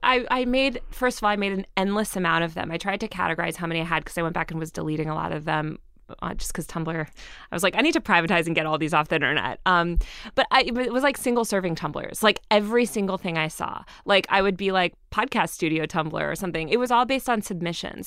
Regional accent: Greenwich, Connecticut, United States; also born or lived in Colorado; I grew up in Connecticut, in Greenwich, Connecticut

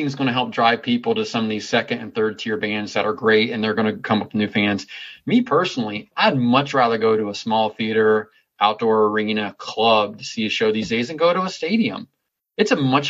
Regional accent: Cincinnati, Ohio, United States; moved away as an adult; now in Columbus, United States; That's where I live. I'm from Cincinnati

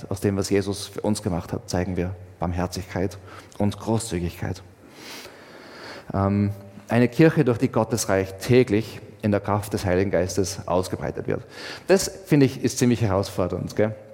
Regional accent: Austria; Ich meine, ich zum Beispiel bin schon Österreicher, aber auch was anderes.

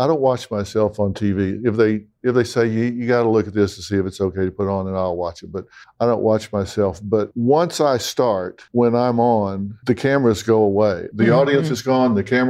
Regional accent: Texas, United States; accent: Texas; it? Yeah, it is Texas. Yeah.

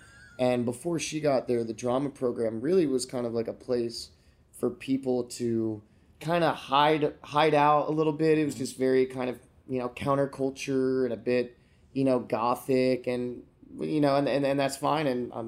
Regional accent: Florida, United States; also born or lived in Pennsylvania / Georgia / Delaware / New Jersey; I was born in Pennsylvania, mm-hmm. moved to Georgia for a couple of years. Then I moved to Delaware. Then I moved to South Jersey. And then I moved to Florida.

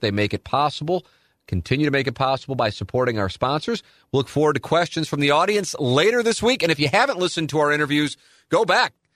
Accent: St. Louis, Missouri, United States; I grew up in South City

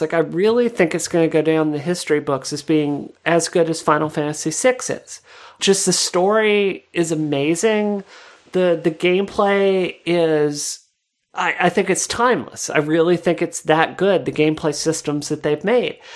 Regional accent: Mississippi, United States; growing up in Mississippi

